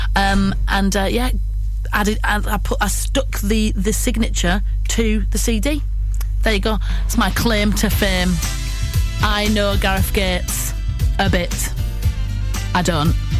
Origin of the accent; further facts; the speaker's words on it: Bradford, Yorkshire and the Humber, United Kingdom; accent: West Yorkshire; moved away; if you can't tell from my uh, dodgy West Yorkshire accent, I'm originally from Bradford